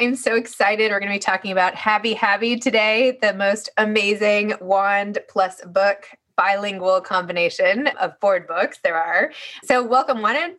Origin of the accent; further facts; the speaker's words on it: East Coast, United States; now in San Francisco, United States; I was growing up on the East Coast, but I'm a transplant and now out here in San Francisco with my two kids and husband.